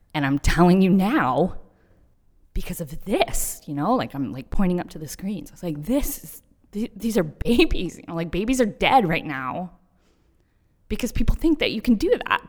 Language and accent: English; Texas, United States; moved away; I grew up in Texas